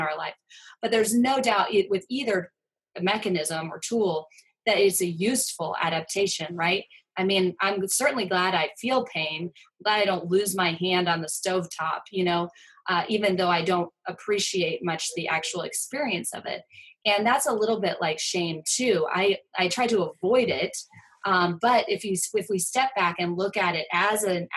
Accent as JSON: {"language": "English", "region": "Ohio", "country": "United States", "tie": "born or raised there", "also_born_or_lived": "Vancouver", "moved": "as an adult", "lives_now": "New York City, United States", "said": "I'm born and raised in Ohio, and but then have been living on the coast sort of since I was 18, 19, so I'm one of those recruits from the Midwest"}